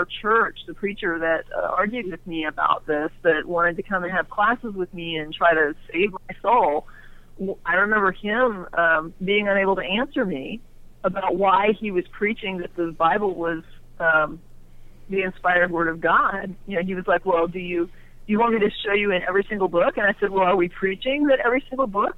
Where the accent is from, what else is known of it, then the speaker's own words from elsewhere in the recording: Orlando, Florida, United States; moved away as an adult; now in Texas, United States; I grew up in Orlando, and I lived there most of my life before leaving about the age of, you know, I guess nearly 30